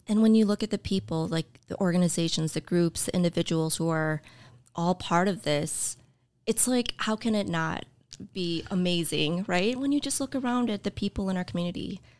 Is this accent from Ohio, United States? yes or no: no; north suburbs of Chicago, Illinois, United States; moved away as an adult; also born or lived in Champaign, Illinois; now in Oshkosh, United States; grew up, um, in the north suburbs of Chicago